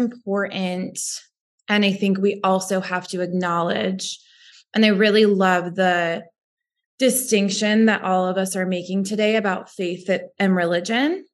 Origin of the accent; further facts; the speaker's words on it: Western New York, United States; I grew up in Western New York, where 50% of my high school was Italian.